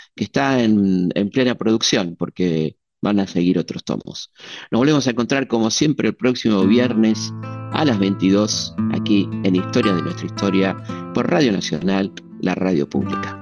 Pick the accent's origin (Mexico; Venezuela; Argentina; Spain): Argentina; Azul, Buenos Aires Province; moved away; mi pueblo, de Azul